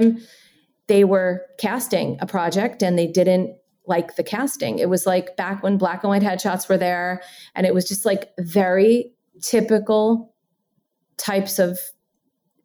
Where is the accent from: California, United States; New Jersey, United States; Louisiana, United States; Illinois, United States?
New Jersey, United States; I'm from Jersey.